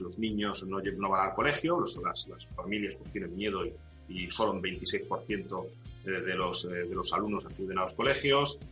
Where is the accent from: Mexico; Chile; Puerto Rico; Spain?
Spain; Ceuta